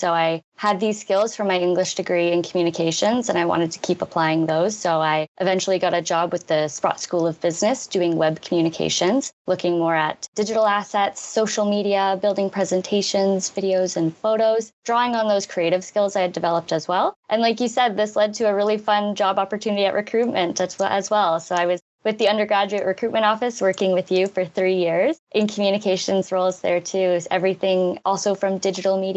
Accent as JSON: {"language": "English", "area": "Greater Toronto Area", "region": "Ontario", "country": "Canada", "moved": "as an adult", "lives_now": "Ottawa, Canada", "said": "I'm originally from the Greater Toronto area, and I've loved the move to Ottawa"}